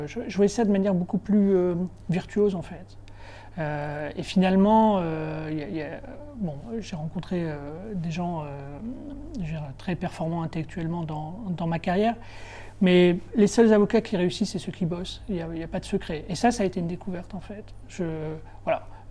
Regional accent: Béthune, Hauts-de-France, France; moved away; also born or lived in Lille / Paris; je suis un, enfant du Nord, je suis né à Béthune, à quarantaine de kilomètres de, de Lille. Euh, et j'ai fait toutes mes études à Lille

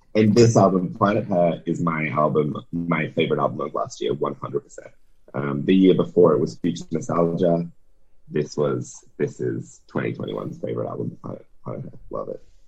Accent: Serbia; moved away; I was born in Serbia

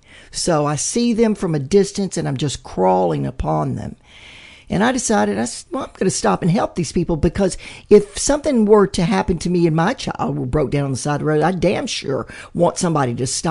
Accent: Mississippi Gulf Coast, United States; moved away; I'm from Mississippi originally, from the Gulf Coast. Not north of the I-10, but south of the I-10.

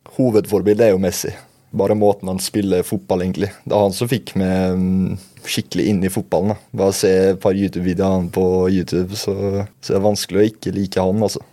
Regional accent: Molde, Møre og Romsdal, Norway; also born or lived in Bærum; Så flytta jeg hit da jeg var fem år

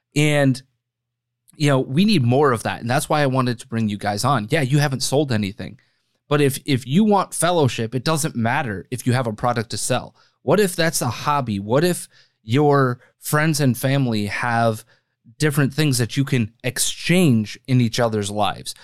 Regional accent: Wisconsin, United States; now in Chicago, United States; I grew up in Wisconsin

